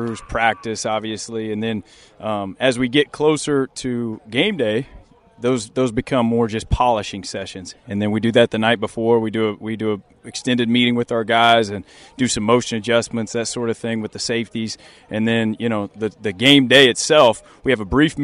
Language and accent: English; Kansas, United States; moved away as an adult; now in Norfolk, United States; a Kansas kid, growing up in the Midwest